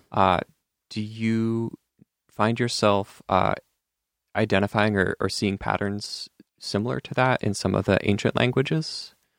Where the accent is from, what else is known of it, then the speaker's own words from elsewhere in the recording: Eastern Oregon, United States; now in Portland, United States; where I grew up in Eastern Oregon